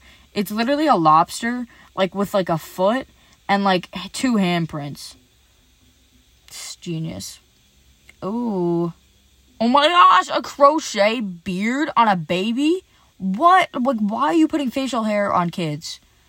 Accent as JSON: {"language": "English", "country": "Ireland", "said": "Basically me. Because I'm Irish."}